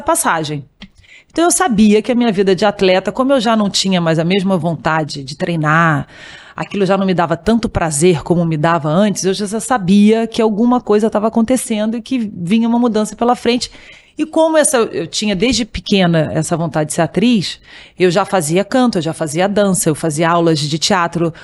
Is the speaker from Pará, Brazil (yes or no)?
no; Rio de Janeiro, Brazil; eu sou do Rio de Janeiro, que é no Brasil